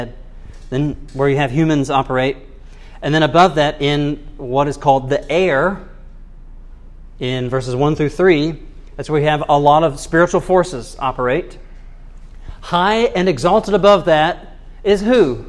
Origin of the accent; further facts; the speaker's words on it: United States; I'm an American